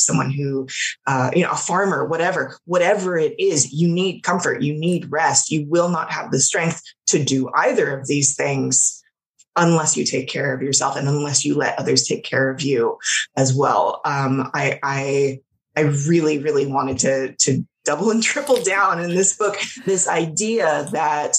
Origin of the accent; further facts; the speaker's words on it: Los Angeles, California, United States; I grew up in Los Angeles, like born and raised there